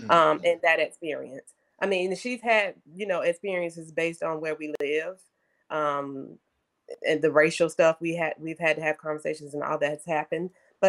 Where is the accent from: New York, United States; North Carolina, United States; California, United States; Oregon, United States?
North Carolina, United States; We're actually from North Carolina, so we're from, you know, the South.